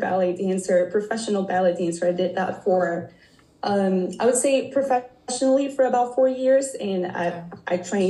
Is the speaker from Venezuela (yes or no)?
yes; Venezuela; moved away as an adult; now in United States; I was born and raised in Venezuela, and I have been living here in the States for probably the past 10 years.